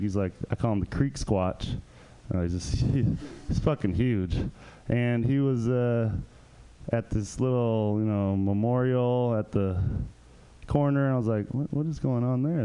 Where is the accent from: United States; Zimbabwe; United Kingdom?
United States; Hayward, California; I'm stuck in my hometown, out in the East Bay, out in Hayward